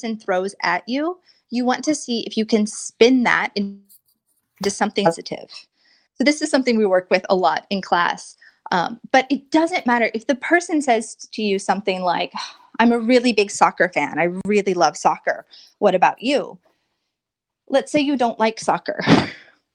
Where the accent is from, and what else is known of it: United States